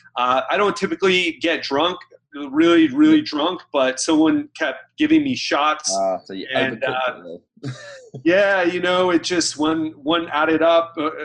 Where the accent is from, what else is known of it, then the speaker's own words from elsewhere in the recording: United States; now in Miami Beach, United States; I have a Scottish background, even though, you know, I'm American